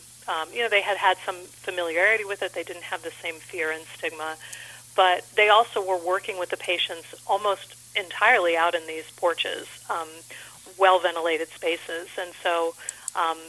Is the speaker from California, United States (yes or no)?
yes; Los Angeles, California, United States; now in Saranac Lake, United States; I was actually originally from the Los Angeles area